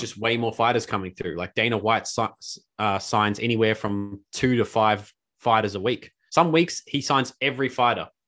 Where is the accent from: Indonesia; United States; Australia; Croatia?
Australia; as an Aussie